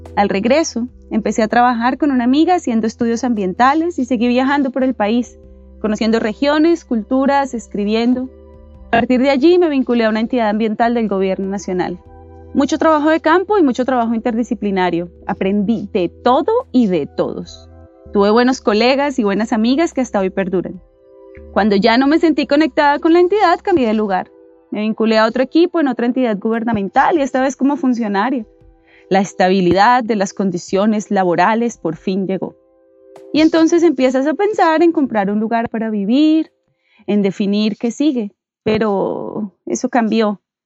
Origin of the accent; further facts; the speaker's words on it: Bogotá, Colombia; Soy bogotana y como llegué a Usme a los ocho años, me considero usmeña